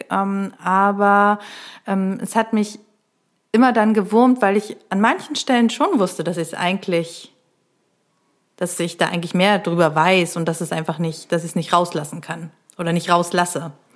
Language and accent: German; Neustrelitz, Mecklenburg-Vorpommern, Germany; now in Berlin, Germany; ich komme ja aus Neustrelitz